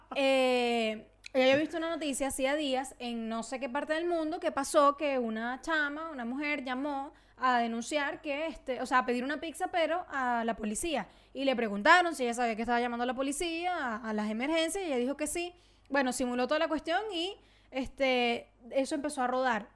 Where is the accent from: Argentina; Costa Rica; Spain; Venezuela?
Venezuela; moved away; yo obviamente soy venezolana, donde yo me pare me van a escuchar y van a saber que yo soy venezolana